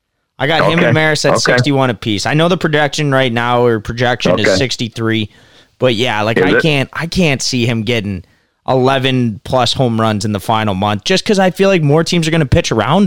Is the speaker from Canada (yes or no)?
yes; Canada; we're Canadian